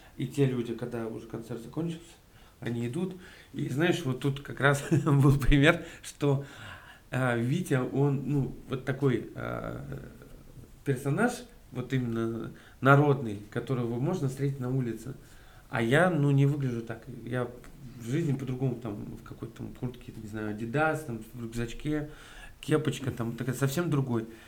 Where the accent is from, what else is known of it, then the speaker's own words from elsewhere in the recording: Yazykovo, Bashkortostan, Russia; moved away as an adult; also born or lived in Ufa; now in Moscow, Russia; я родился в Уфе, и мы с семьей переехали как раз, вот я в первый класс пошел, а в поселок. угу. Такой маленький поселок, очень, очень приятно вспоминать его, на самом деле. Жил там